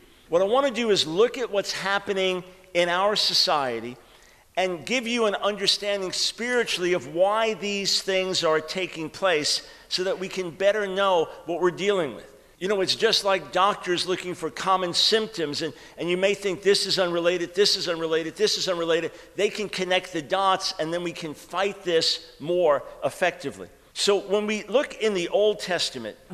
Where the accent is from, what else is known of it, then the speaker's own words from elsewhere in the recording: New York, United States; moved away; I'm from New York originally